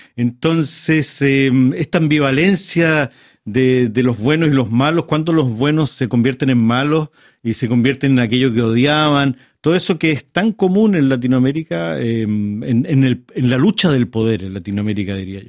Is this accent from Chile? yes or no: yes; Chile; a mí como autor chileno